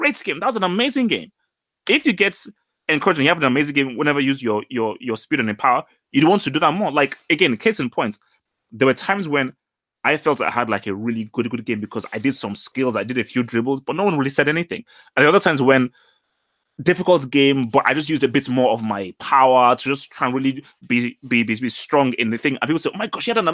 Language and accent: English; England, United Kingdom; growing up in England and, well, not growing up, obviously spending my teenage years in England